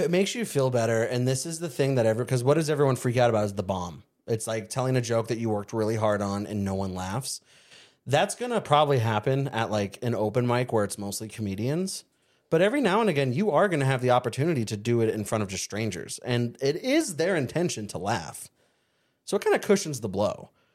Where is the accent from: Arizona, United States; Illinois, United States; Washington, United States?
Arizona, United States; Surprise; also born or lived in El Mirage, Arizona; where I grew up in Surprise and El Mirage